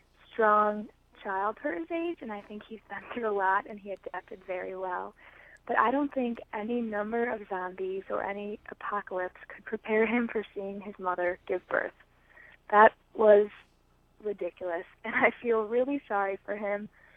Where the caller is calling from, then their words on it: Chicago, Illinois, United States; I'm calling from Chicago, Illinois.